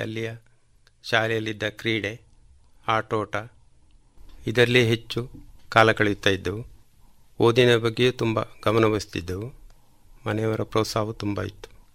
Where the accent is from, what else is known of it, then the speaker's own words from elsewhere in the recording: Kalmadka, Karnataka, India; also born or lived in Puttur; ನನ್ನ ಹುಟ್ಟೂರು ಕಲ್ಮಡ್ಕ